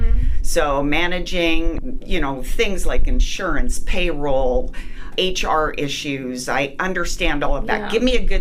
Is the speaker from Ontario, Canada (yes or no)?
no; Winnipeg, Manitoba, Canada; moved away as an adult; I'm from Winnipeg, Canada, and I moved down here